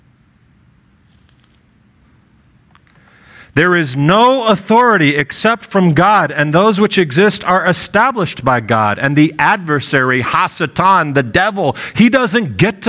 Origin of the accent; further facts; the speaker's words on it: United States; I am an American